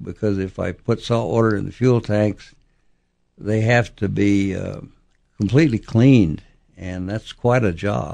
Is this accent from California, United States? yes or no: no; Oklahoma, United States; I was born. I grew up in Oklahoma